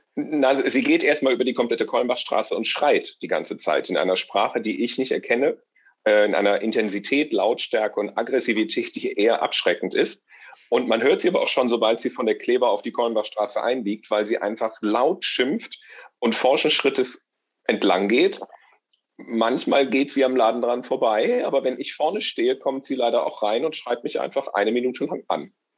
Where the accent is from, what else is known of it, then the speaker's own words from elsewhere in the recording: Rhineland, Germany; Aber eigentlich bin ich, glaube ich, einfach Rheinländer